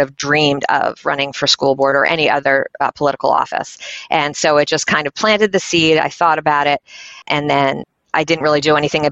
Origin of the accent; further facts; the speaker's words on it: Philadelphia, Pennsylvania, United States; moved away as an adult; now in York, United States; I'm from Philadelphia, suburbs of Philadelphia originally